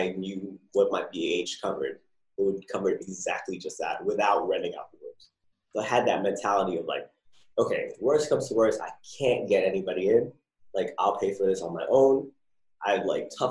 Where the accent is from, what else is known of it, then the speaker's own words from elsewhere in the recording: New Jersey, United States; moved away as an adult; also born or lived in California; now in San Diego, United States; I'm originally from Jersey